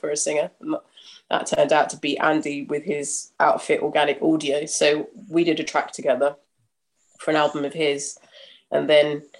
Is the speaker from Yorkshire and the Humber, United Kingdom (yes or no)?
no; London, United Kingdom; I'm very near where I grew up in Tufnell Park.